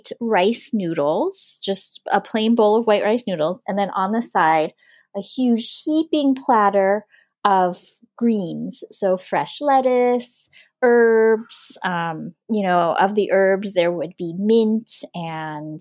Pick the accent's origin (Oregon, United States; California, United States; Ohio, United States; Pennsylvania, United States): California, United States; Huntington Beach; first language English; moved away as an adult; now in Hanoi, Vietnam; I was born and I grew up in Southern California, just south of Los Angeles is an area called Orange County